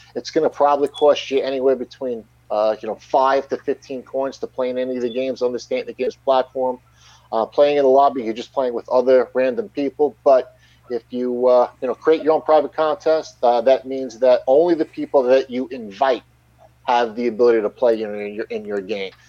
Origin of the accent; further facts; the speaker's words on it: Long Island, New York, United States; I'm born and raised and currently live on Long Island, New York